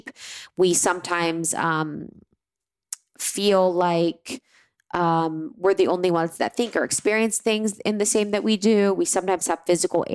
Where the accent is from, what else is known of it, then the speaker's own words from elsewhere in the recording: Ohio, United States; moved away; I have such a great gratitude for growing up in Ohio